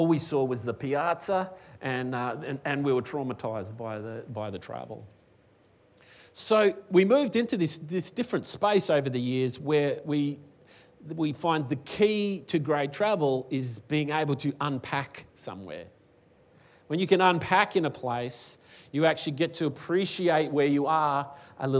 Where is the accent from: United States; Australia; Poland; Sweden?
Australia; Western Australia; now in Queensland, Australia; I was born in Western Australia. I came to Queensland